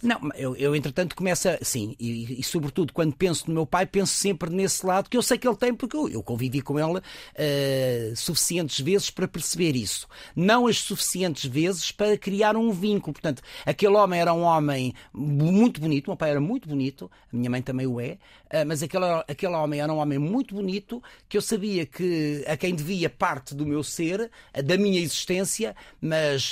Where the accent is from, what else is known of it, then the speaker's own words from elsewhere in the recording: Lisbon, Portugal; also born or lived in Coimbra; eu sou lisboeta, mas quando a minha mãe se separa do meu pai, tinha 3, 4 anos